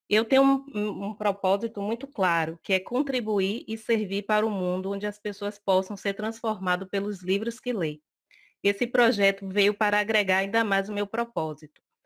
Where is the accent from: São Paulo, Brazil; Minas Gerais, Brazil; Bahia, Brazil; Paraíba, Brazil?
Bahia, Brazil; Salvador; sou de Salvador